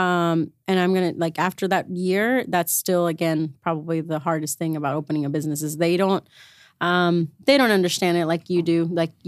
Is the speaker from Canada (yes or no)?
no; Reynosa, Tamaulipas, Mexico; moved away; I was born in Reynosa